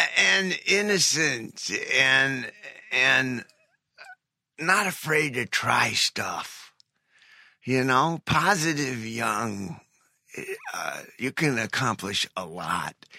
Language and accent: English; Cleveland, Ohio, United States; I'm from Cleveland